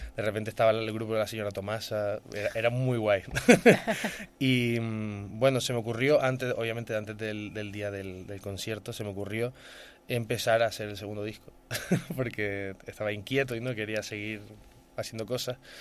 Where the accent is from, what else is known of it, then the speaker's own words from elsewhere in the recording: Gran Canaria, Canary Islands, Spain; soy de Gran Canaria